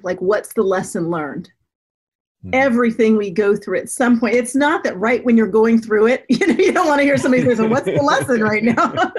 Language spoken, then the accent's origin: English; Denver, Colorado, United States; also born or lived in Florida / Germany; And I grew up mostly in Denver, Colorado. I was an Air Force brat, so I was born in Florida, lived in Germany, but grew up in Colorado.